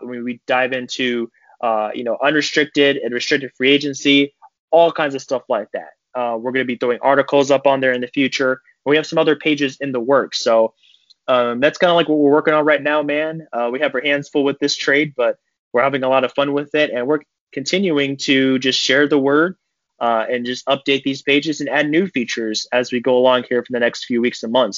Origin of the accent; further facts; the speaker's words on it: Cleveland, Ohio, United States; I'm from Cleveland